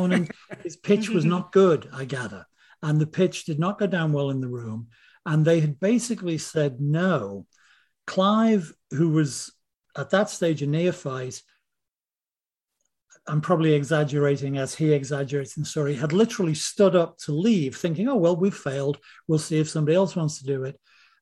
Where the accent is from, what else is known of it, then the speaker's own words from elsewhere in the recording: Liverpool, North West England, United Kingdom; moved away; We're all from Liverpool.